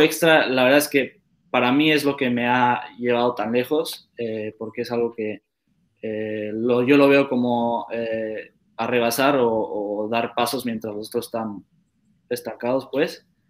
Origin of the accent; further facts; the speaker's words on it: Querétaro, Mexico; now in Netherlands; Yo crecí, igual nací en Querétaro y crecí en Querétaro